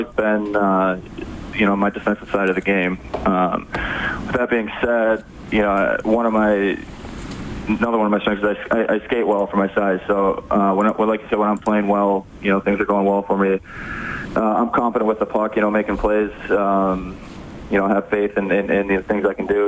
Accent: Upper Peninsula of Michigan, United States; moved away; born and raised in the Upper Peninsula of Michigan

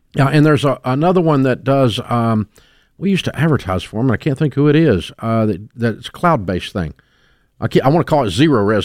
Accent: Antioch, Tennessee, United States; I grew up in Antioch, Tennessee

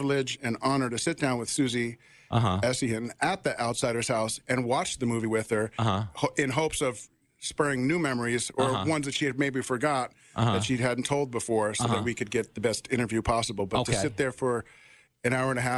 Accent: Los Angeles, California, United States; also born or lived in Brooklyn, New York; moved to L.A. when I was six

